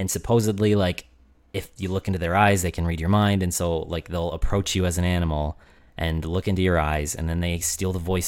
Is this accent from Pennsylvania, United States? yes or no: no; Arizona, United States; growing up in Arizona